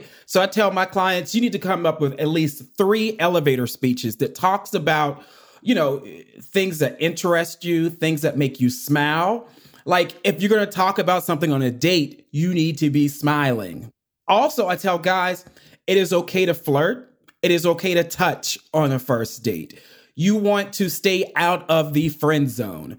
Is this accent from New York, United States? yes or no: no; Pittsburgh, Pennsylvania, United States; now in Atlanta, United States; I'm from Pittsburgh, Pennsylvania, but I actually live in Atlanta, Georgia, with my husband and our two nephews.